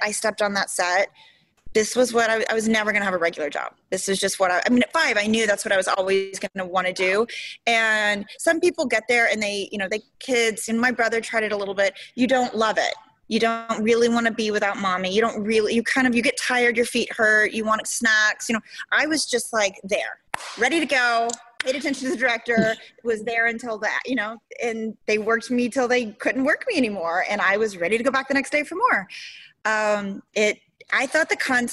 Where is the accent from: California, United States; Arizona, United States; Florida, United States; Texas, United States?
Texas, United States; Houston; also born or lived in Memphis, Tennessee; I was born in Tennessee. I was really young, like 5 or 6 when we moved to Houston